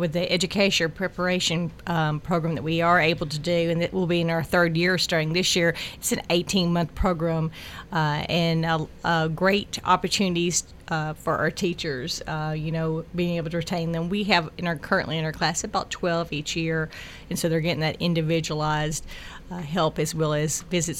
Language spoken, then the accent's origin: English; Murfreesboro, Tennessee, United States; I've been a lifelong resident of Rutherford County, and growing up in the Buchanan area, you know, going to Buchanan when it was K-8, and then Riverdale High School in 9-12